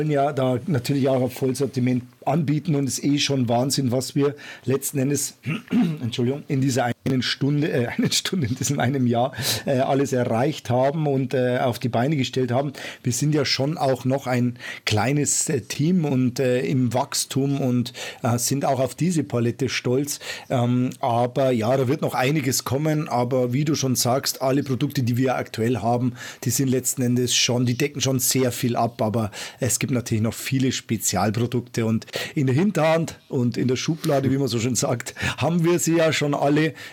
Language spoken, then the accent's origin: German; Bavaria, Germany; Servus äh, würde ich jetzt sagen in meiner Heimat.